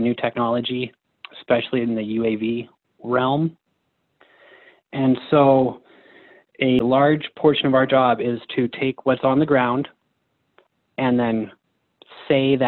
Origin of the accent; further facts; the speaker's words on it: Cripple Creek, Colorado, United States; I'm from Cripple Creek, Colorado.